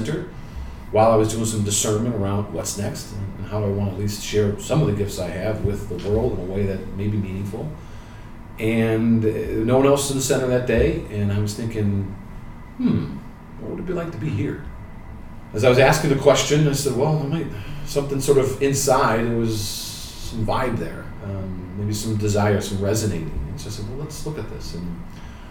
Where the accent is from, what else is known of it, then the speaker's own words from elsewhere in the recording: Chicago, Illinois, United States; moved away as an adult; also born or lived in New Haven, Connecticut; I'm originally from Chicago and went to a public grammar school and ended up going to a Carmelite high school, Mount Carmel High School on the south side of Chicago